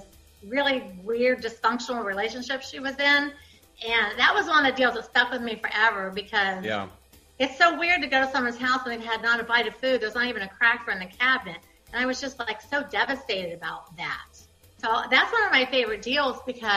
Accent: Ohio, United States; I was raised in Ohio

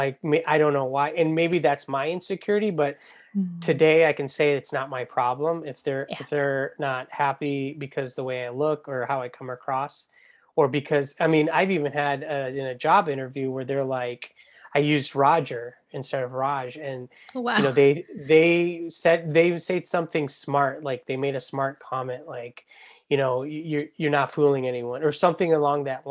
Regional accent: New York, United States; I'm from New York

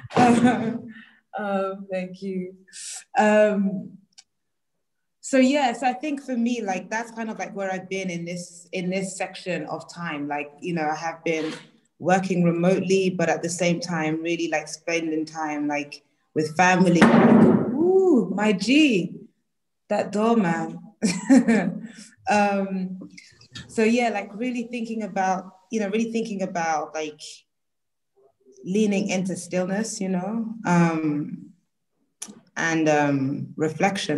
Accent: London, United Kingdom; African woman from and based in Peckham, South London.

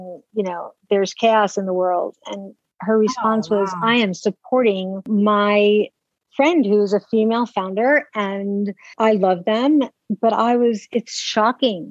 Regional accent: New York City, New York, United States; I'm a native New Yorker. I grew up in New York City.

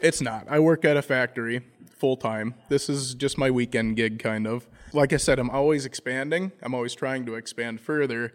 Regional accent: Browerville, Minnesota, United States; I'm from Browerville, Minnesota

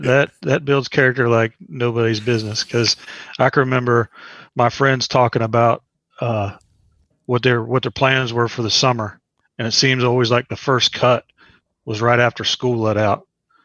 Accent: Parkersburg, West Virginia, United States; moved away as an adult; I was born and raised in Parkersburg, West Virginia, lived there my entire life until I joined the Navy at the age of 19.

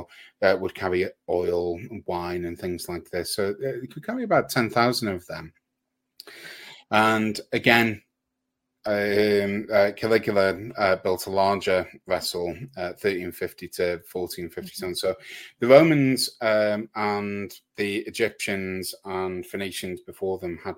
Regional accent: Cumbria, North West England, United Kingdom; I'm from Cumbria, where we have our Arthurian legend.

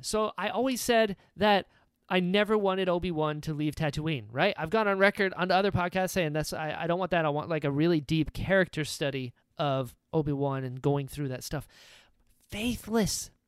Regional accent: North Carolina, United States; I'm from North Carolina. We don't say those.

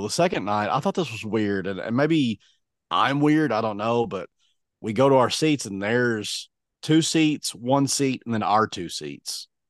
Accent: Kentucky, United States; When you tell them Kentucky, they're like, eh, you know, like they just didn't even care.

